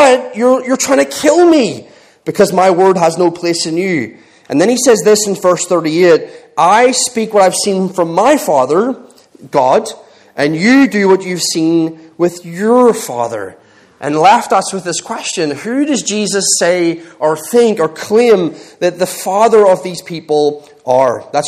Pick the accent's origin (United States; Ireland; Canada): Ireland; moved away as an adult; now in England, United Kingdom; I'm Irish